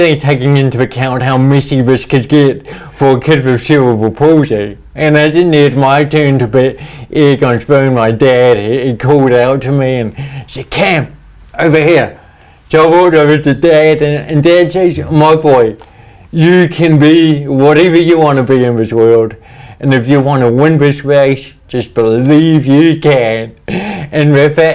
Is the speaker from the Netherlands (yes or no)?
no; New Zealand; I had this real desire growing up in New Zealand to represent New Zealand in sport.